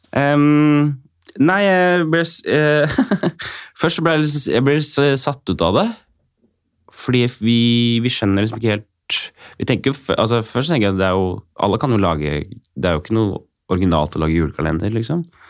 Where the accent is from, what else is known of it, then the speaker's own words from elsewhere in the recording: Kongsberg, Buskerud, Norway; der jeg er fra, altså Skålenborg, altså litt utafor Kongsberg